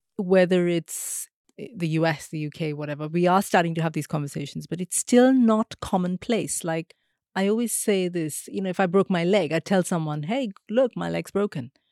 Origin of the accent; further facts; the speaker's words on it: India; moved away; growing up in India meant that I was always part of South Asian culture and communities. It's only now, when I live in the West